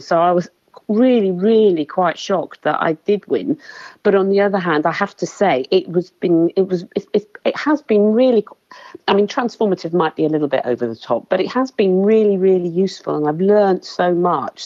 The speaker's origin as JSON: {"language": "English", "town": "Woking", "region": "South East England", "country": "United Kingdom", "said": "I'm from Woking in Surrey in England."}